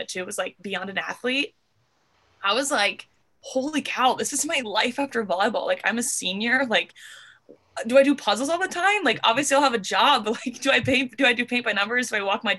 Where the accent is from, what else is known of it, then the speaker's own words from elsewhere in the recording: Indiana, United States; I am from Indiana